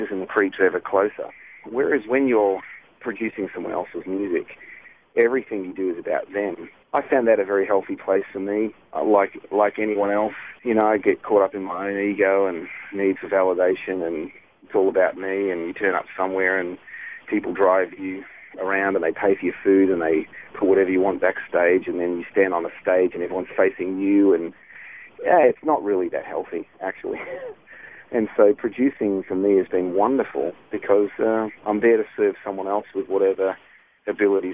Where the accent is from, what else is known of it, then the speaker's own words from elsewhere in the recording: Australia; now in United States; I'm Aussie